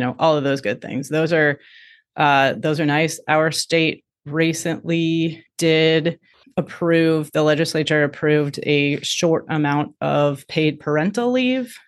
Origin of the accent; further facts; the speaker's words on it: Midwest, United States; moved away; I grew up in the Midwest